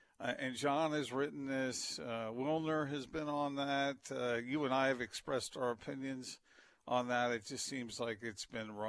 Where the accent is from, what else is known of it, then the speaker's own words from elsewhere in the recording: East Coast, United States; moved away; I grew up on the East Coast